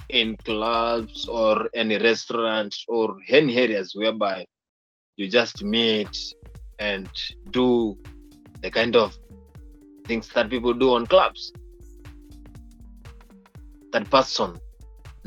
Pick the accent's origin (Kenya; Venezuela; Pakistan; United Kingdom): Kenya; I'm from Kenya and I know how things are done in Kenya